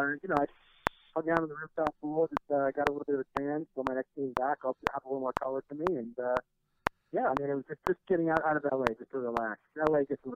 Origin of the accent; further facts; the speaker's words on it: Woodstock, New York, United States; moved away as an adult; now in Los Angeles, United States; I'm actually from Woodstock, New York.